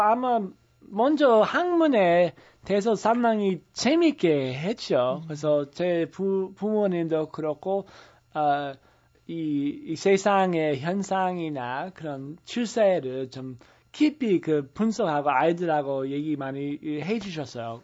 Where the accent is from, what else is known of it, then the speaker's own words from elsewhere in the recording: the American Midwest, United States; Korean is a second language; moved away as an adult; also born or lived in San Francisco, California, United States; now in South Korea; 제가 원래 미국 중서부에서 자랐지만은 예, 고등학교 때는 서부 그 산프란시스코에서 제가 에, 예, 다녔고